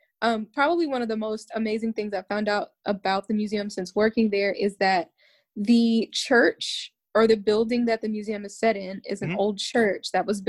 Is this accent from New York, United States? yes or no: no; Wichita, Kansas, United States; moved away as an adult; also born or lived in Prairie View, Texas / Tallahassee, Florida / Austin, Texas; I grew up here and, lived here most of my life, left for a little bit and came back 2 years ago.